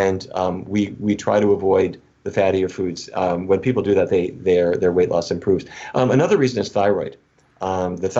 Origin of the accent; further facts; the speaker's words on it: North Dakota, United States; I grew up in North Dakota.